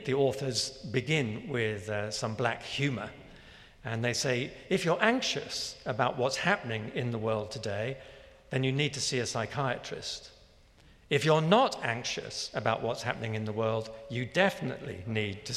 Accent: London, United Kingdom; the small church where I was brought up in London

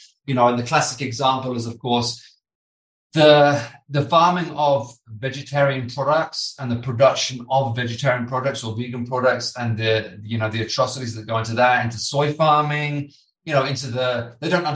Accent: United Kingdom; I'm British, as you can probably tell from my accent

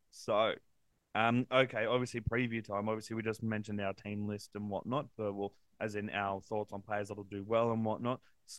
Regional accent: Central Coast, New South Wales, Australia; also born or lived in Queensland; I grew up on the Central Coast just like he did. I was born in Queensland, so I'm a Queenslander by heart, followed Queensland my whole life.

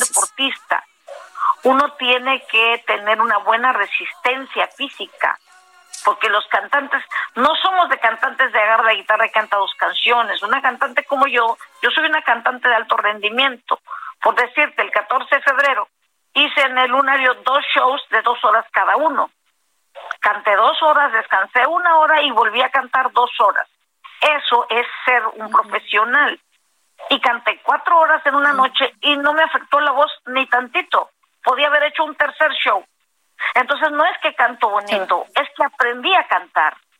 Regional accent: Matamoros, Tamaulipas, Mexico; soy de Matamoros, Tamaulipas

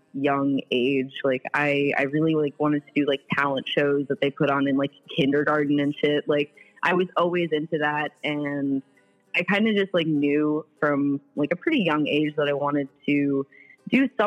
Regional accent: New York City, New York, United States; moved away; also born or lived in Manhattan / New Jersey; then we moved to Brooklyn

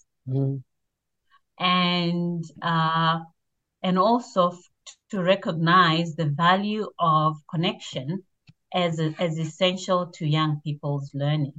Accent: Zimbabwe; now in Australia; I grew up in Zimbabwe, which is in Southern Africa

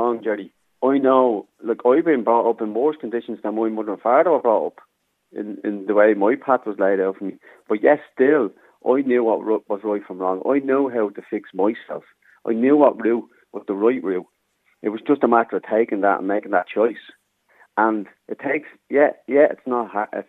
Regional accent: Dublin, Leinster, Ireland; also born or lived in Germany / London / Coolock, Dublin; Born in Darndale, so I was back 82, so grew up in Darndale as a young kid.

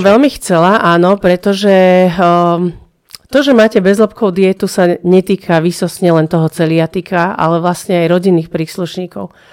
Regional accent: Prievidza, Trenčín Region, Slovakia; Ja som z Necpal

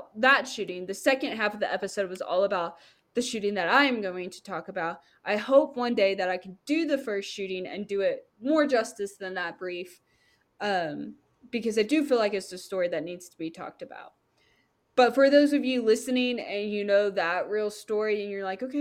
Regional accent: the South, United States; I'm from the South.

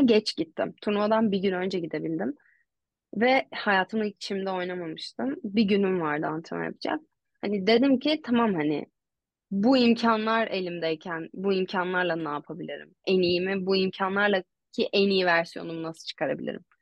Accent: Istanbul, Turkey; ben Koza'ya taşınmadan önce karşıda Anadolu Hisarı'nda oturuyordum. E, Acar Kenti'nin içindeki TED Koleji'ne gidiyordum okula. E, sonra oradan Bahçeşehir'e taşındık Koza'ya. Ya böyle bayağı bir İstanbul turu

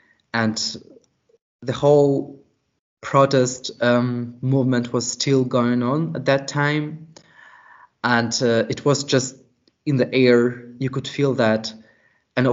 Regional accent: Slutsk, Minsk Region, Belarus; moved away as an adult; also born or lived in Berlin, Germany; now in Lüneburg, Germany; I'm from Belarus. I was born in a small town called Slutsk, not that far away from Minsk, just 100 kilometers. I'm 20 years old. I came to Germany 2 years ago, and now I'm studying in Lüneburg, also a small town

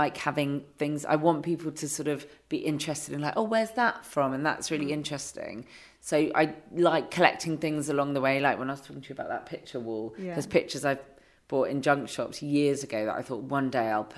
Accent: London, United Kingdom; moved away as an adult; now in near Margate, United Kingdom; I am a Londoner

